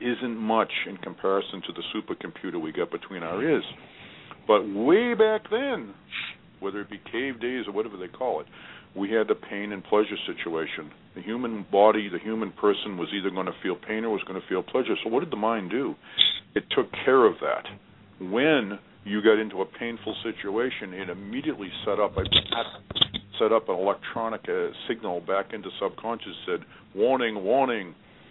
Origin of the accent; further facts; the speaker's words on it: Boston, Massachusetts, United States; I'm from Boston